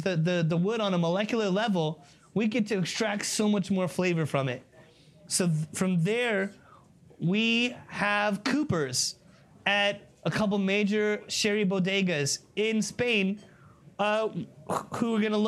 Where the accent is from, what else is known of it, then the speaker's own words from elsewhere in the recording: Scotland, United Kingdom; Hey, we're Scottish, man. We're not throwing stuff away. Who do you think we are?